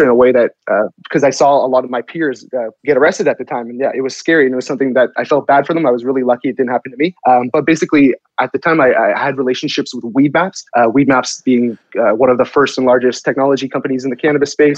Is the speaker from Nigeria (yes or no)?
no; Toronto, Ontario, Canada; I grew up in the Toronto area